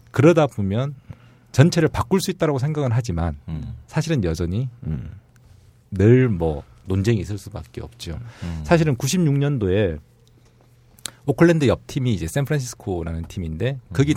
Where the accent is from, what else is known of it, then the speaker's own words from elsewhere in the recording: South Korea; 저도 한국 사람이다 보니